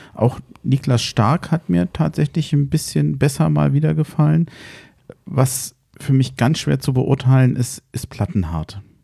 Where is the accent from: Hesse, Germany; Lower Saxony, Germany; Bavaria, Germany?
Hesse, Germany; Frankfurt; als Frankfurter